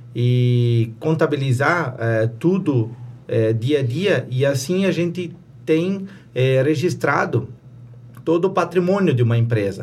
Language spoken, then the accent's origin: Portuguese; Presidente Getúlio, Santa Catarina, Brazil; eu sou natural de Presidente Getúlio, é, me criei na Serra Vencida, morei lá até os 18 anos